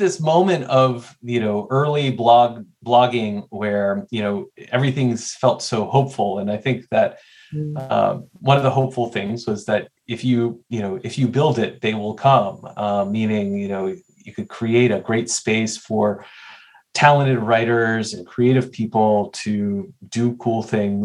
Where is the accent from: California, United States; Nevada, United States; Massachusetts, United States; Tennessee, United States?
Tennessee, United States; Nashville; I grew up in Nashville, Tennessee, which had one pretty bad morning paper.